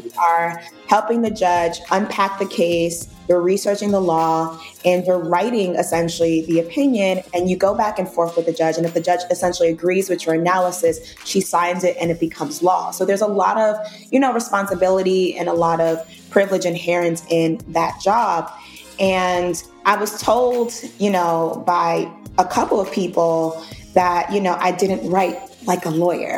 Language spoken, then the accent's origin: English; New York City, New York, United States; I grew up in the projects of Brooklyn, New York.